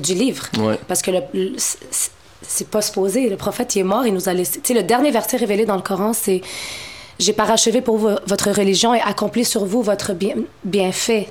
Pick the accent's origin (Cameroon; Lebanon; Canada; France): Canada; Montreal, Quebec; Je suis née à Montréal, je suis d'origine marocaine